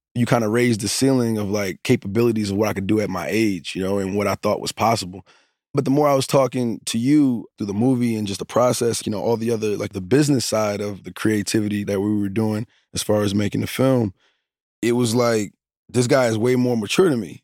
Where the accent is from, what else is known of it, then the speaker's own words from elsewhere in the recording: Newark, New Jersey, United States; I'm from Newark, you know, I'm from certain places